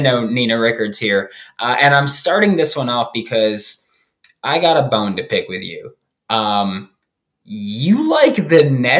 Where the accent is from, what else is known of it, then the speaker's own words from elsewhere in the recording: Queens, New York, United States; You're from Queens. I'm from Queens. Yay.